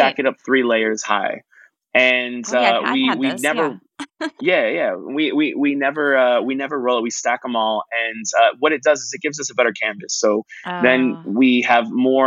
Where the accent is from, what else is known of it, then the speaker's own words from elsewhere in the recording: McKinney, Texas, United States; also born or lived in San Antonio; growing up in McKinney